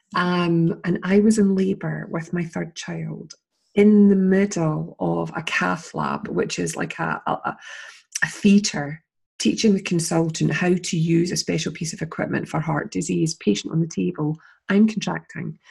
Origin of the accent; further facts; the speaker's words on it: Scotland, United Kingdom; also born or lived in Edinburgh; I'm interviewing her as a Scottish person